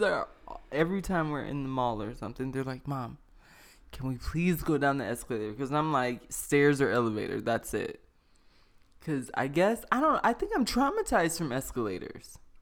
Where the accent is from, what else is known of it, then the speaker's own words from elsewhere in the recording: the South, United States; I'm from the South